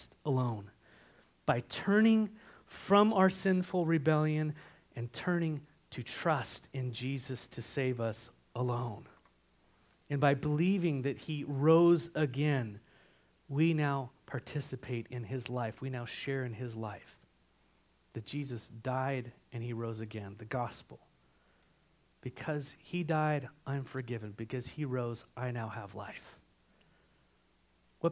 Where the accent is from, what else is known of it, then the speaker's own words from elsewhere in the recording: San Marcos, California, United States; now in Washington, United States; I'm an eyewitness of my hometown